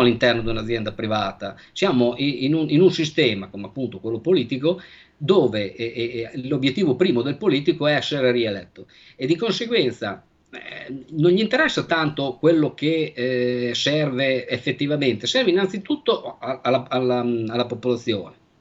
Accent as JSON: {"language": "Italian", "town": "Bologna", "region": "Emilia-Romagna", "country": "Italy", "said": "io sono di Bologna"}